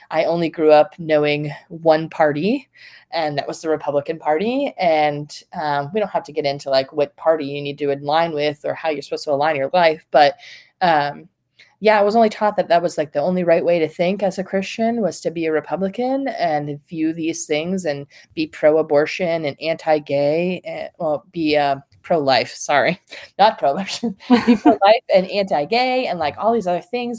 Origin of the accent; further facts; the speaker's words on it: the North, Northern United States, United States; now in North Carolina, United States; I grew up in the North, so it was kind of a different part of the Baptist Convention.